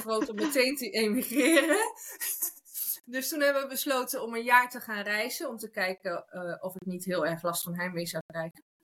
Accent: Netherlands; moved away as an adult; now in Spain; Ik ben geboren in Nederland.

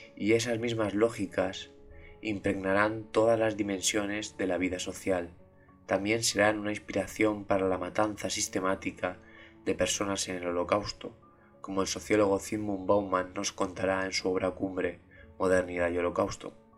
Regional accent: Valencia, Valencian Community, Spain; mi ciudad, en, Valencia, en España, donde yo soy

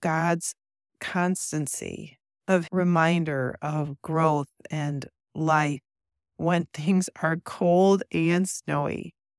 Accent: Midwest, United States; growing up in the Midwest

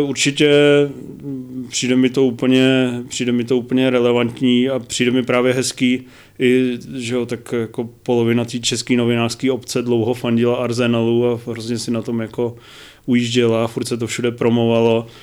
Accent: Brno, South Moravian Region, Czechia; jsem z Brna

